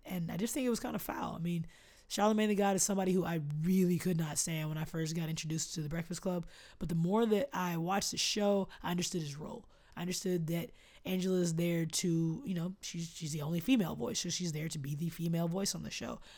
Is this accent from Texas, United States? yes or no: yes; Austin, Texas, United States; my hometown